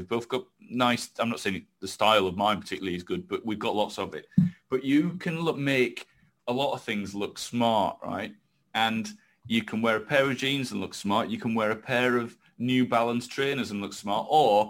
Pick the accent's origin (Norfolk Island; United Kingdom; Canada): United Kingdom; England; I've never really felt British, but English or whatever, just being from this little rock just off Europe, it wasn't a bad thing anymore.